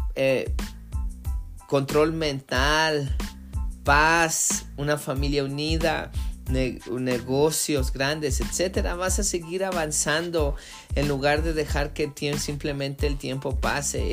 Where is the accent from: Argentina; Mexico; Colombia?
Mexico; moved away; en mi país, en México